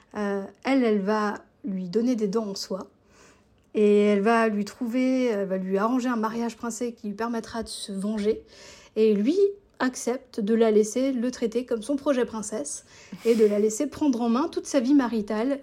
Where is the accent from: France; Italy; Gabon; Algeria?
France; Alsace, Grand Est; now in Switzerland; J'habite en Suisse, mais je suis française d'origine alsacienne